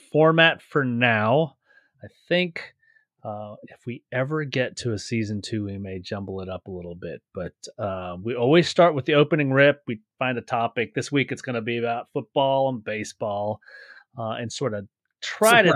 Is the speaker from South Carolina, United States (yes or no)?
yes; Charleston, South Carolina, United States; moved away; I grew up on the East Coast in Charleston